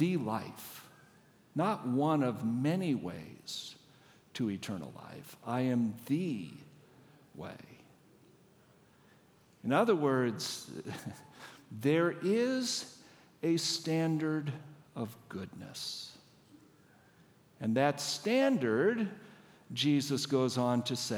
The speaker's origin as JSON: {"language": "English", "region": "Washington", "country": "United States", "said": "I don't live here. I'm not from here. I'm from Washington State"}